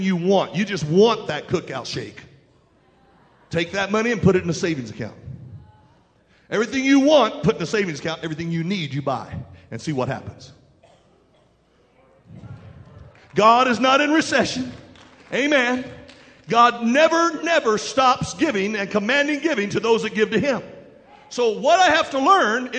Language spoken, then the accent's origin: English; West Virginia, United States; we're from West Virginia